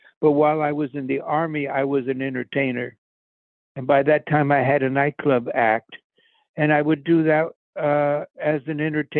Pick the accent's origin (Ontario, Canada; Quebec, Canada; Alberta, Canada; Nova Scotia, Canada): Quebec, Canada; Montreal; born there; When I was born in Montreal.